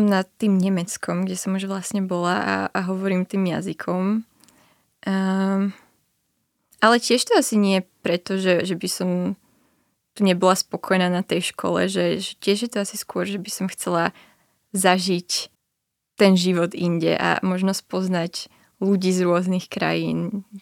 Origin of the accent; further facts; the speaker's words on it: Bratislava, Bratislava Region, Slovakia; moved away as an adult; now in Brno, Czech Republic; som nechcela zostať doma v Bratislave.